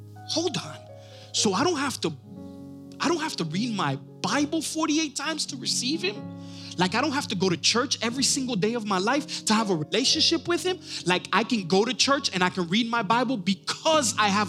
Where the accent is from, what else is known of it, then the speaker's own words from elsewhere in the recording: Miami, Florida, United States; also born or lived in New York; we ended up moving to Miami, Florida, when I was about